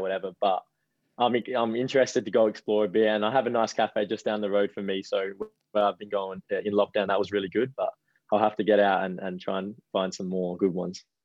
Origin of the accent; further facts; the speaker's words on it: Adelaide, South Australia, Australia; moved away as an adult; now in Central Coast, Australia; where I grew up in Adelaide, I was two minutes from the beach.